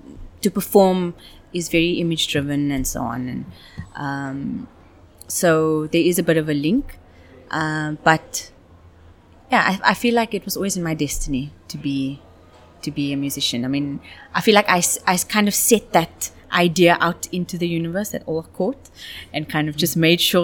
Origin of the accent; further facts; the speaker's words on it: Cape Town, Western Cape, South Africa; moved away as an adult; also born or lived in Johannesburg / Dubai; I was born in Cape Town